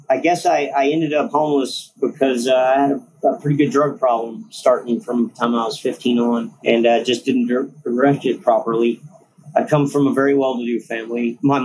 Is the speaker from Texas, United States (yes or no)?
yes; San Marcos, Texas, United States; moved away as an adult; also born or lived in Houston; now in Austin, United States; originally I'm from San Marcos.